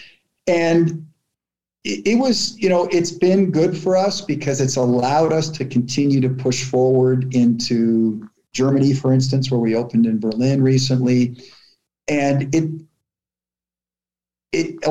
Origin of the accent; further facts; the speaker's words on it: Toronto, Ontario, Canada; Growing up in Canada